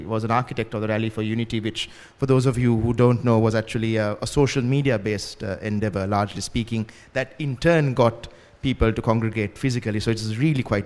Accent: Ratmalana, Western Province, Sri Lanka; I grew up in Rathmalana and very close to the Rathmalana airport.

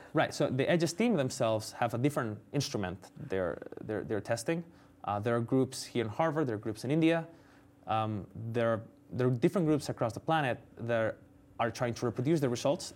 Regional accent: Spain; moved away as an adult; also born or lived in United States; I'm from Spain. I came to do my P H D in the U S

